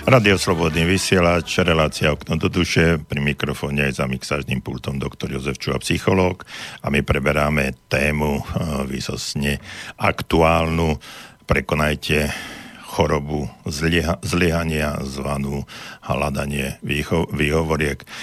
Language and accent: Slovak; Banská Bystrica, Banská Bystrica Region, Slovakia; som e, z Banskej Bystrice